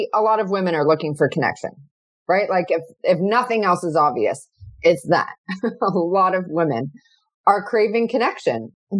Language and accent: English; Canada; I'm Canadian